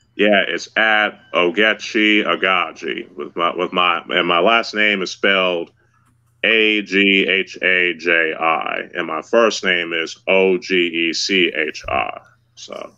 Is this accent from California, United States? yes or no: yes; Los Angeles, California, United States; my hometown of LA, which I'm still living